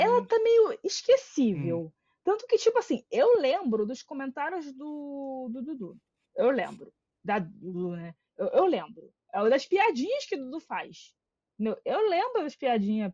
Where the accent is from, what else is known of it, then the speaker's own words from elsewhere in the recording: Rio de Janeiro, Brazil; a gente é do Rio.